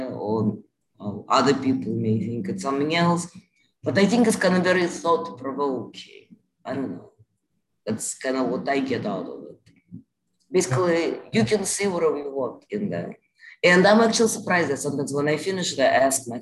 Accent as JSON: {"language": "English", "region": "Moscow", "country": "Russia", "tie": "born or raised there", "moved": "yes", "lives_now": "United States", "said": "I grew up in Moscow"}